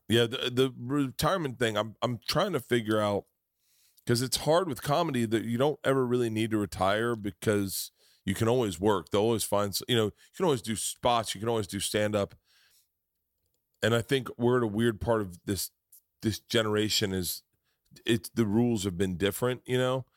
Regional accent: Tampa, Florida, United States; moved away; also born or lived in New York; I grew up in Tampa.

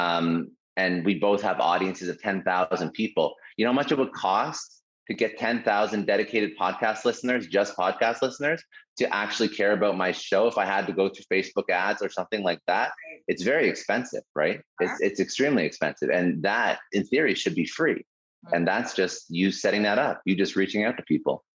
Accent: Toronto, Ontario, Canada; I'm originally from Toronto

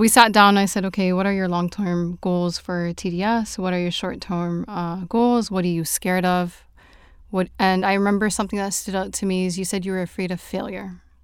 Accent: Toronto, Ontario, Canada; now in Saudi Arabia; I am originally from Toronto, but I'm currently living in Saudi Arabia.

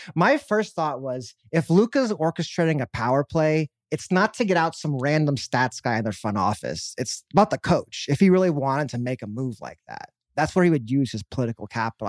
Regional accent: Dallas, Texas, United States; my hometown

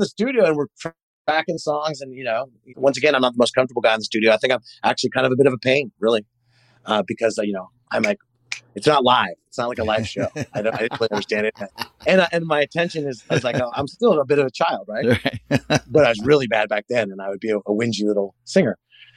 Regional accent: Palo Alto, California, United States; also born or lived in Brighton; I grew up in Palo Alto, California

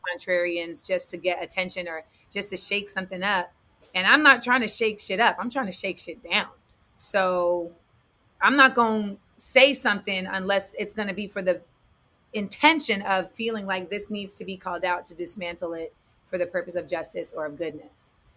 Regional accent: Orlando, Florida, United States; moved away as an adult; also born or lived in Inglewood, California / San Fernando Valley, California / New York; I was born in Inglewood. I, I grew up in the Valley until I was eight. Then I moved to Orlando until I was 18

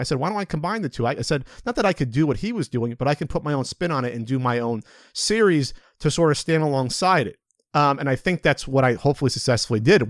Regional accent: New Jersey, United States; moved away as an adult; I was from Central Jersey.

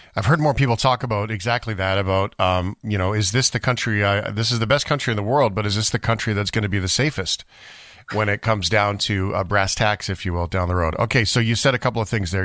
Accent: Fort McMurray, Alberta, Canada; I live in Alberta. I grew up in Fort McMurray.

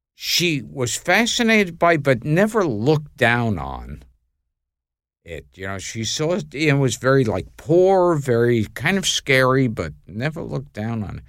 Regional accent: New York City, New York, United States; I grew up in Brooklyn

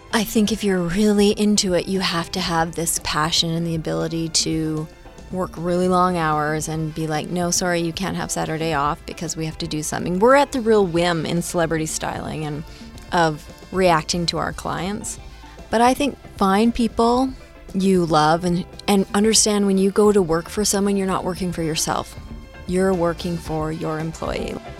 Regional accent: Powell River, British Columbia, Canada; Powell River, British Columbia, like a really, really small town in Canada.

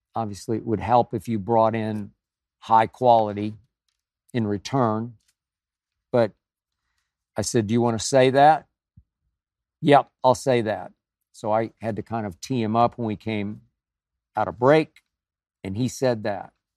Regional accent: Oklahoma City, Oklahoma, United States; moved away as an adult; also born or lived in Nashville, Tennessee; So many of my friends I grew up with stayed in Oklahoma, Oklahoma City, Tulsa.

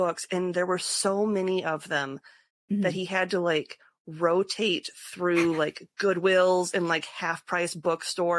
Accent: Northwest Iowa, United States; I was from Northwest Iowa

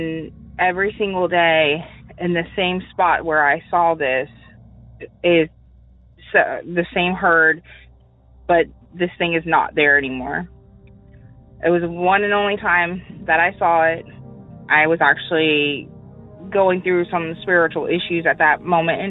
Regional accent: St. Augustine, Florida, United States; also born or lived in Hastings, Florida; I'm from St. Augustine, Florida

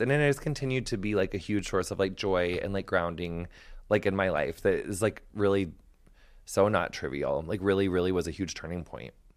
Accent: United States; I'm American

